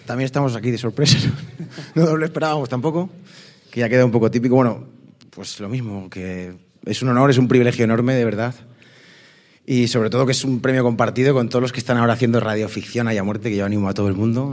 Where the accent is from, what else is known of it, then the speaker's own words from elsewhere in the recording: Galicia, Spain; vengo de Galicia con los bolsillos vacíos y una maleta cargada de sueños e ilusiones